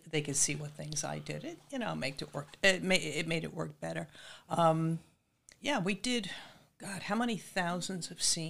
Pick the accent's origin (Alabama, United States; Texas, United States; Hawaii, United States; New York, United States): New York, United States; Massapequa Park; also born or lived in Brooklyn, New York; Born in Brooklyn, raised on Long Island in Massapequa Park.